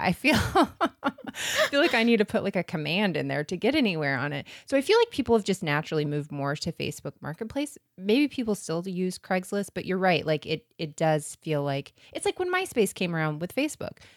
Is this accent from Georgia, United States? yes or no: no; Florida, United States; we're from Florida